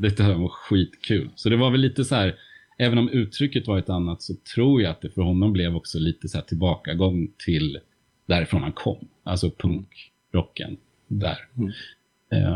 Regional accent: Uppsala, Uppsala County, Sweden; Baroviak i Uppsala, som ju var min hemstad

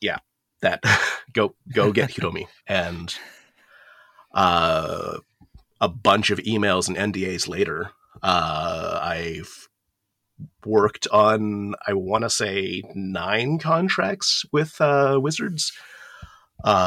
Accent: Okinawa, Japan; moved away; also born or lived in United States; I was I was partially raised in Japan. I grew up there in Okinawa

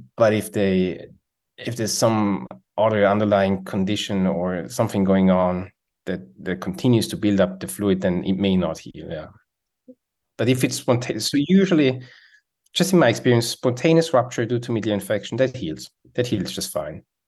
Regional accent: Switzerland; English is a second language; moved away as an adult; now in United States; as you can hear, I have an accent, so I'm from Switzerland

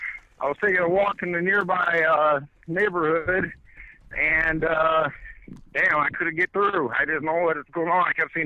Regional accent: Chicago, Illinois, United States; moved away; I'm originally from Chicago. That wonderful cesspool that sits in the center of the country

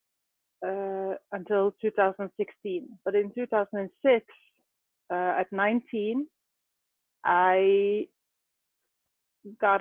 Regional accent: Norway; I grew up out right outside Oslo

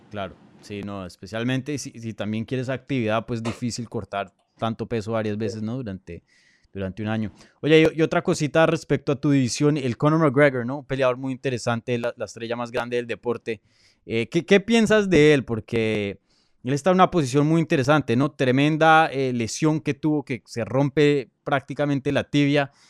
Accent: Colombia; yo soy colombiano

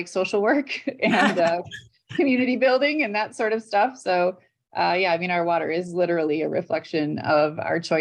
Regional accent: Wisconsin, United States; now in Indiana, United States; I grew up in Wisconsin, kind of jumping around on the lakes and wetlands up there

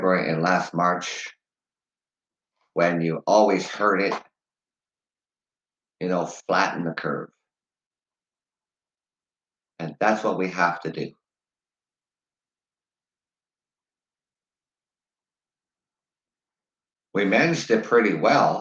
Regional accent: London, Ontario, Canada; I am from London, Ontario, Canada.

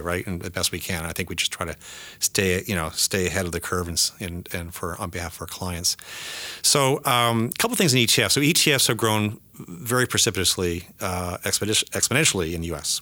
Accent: Canada; moved away as an adult; also born or lived in United States; I'm American now as well, so I'm more Canadian, but I'm, I'm a dual citizen

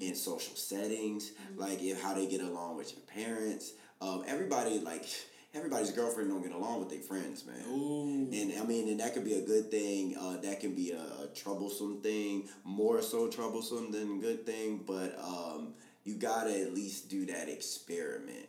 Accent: Baltimore, Maryland, United States; I'm from Baltimore

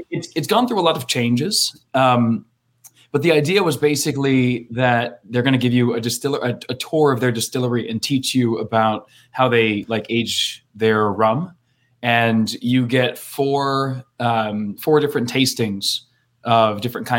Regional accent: Maine, United States; I grew up in Maine, Canada Junior.

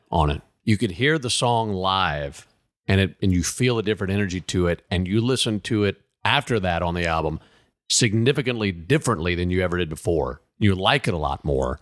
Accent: Mississippi, United States; I'm from Mississippi

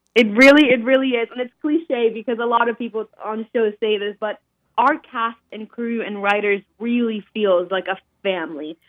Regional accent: Colombia; moved away; I was actually born and raised in Colombia

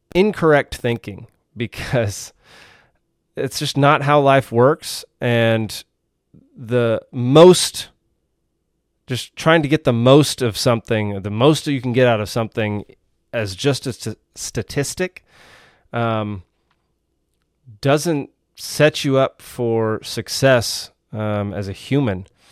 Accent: Texas, United States; now in Georgia, United States; I'm originally from Texas

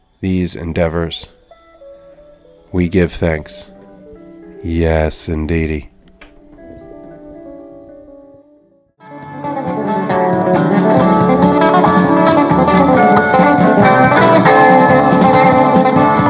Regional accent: New Jersey, United States; we're both from New Jersey

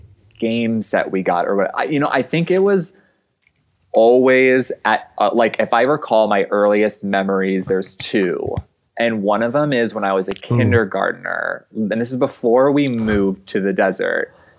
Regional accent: Arizona, United States; moved away as an adult; also born or lived in Chicago; I am from Arizona. Like my house is like on dirt, like in the desert

